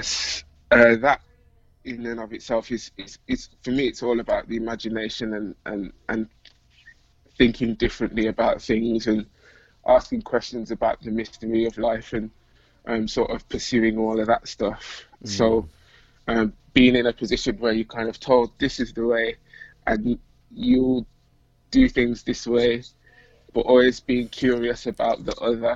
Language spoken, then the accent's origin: English; Birmingham, West Midlands, United Kingdom; So I'm from Birmingham, UK, which is like the second city. Most of you will have probably heard of London, but Birmingham's like the kind of next biggest city in the country. I've been born and raised here.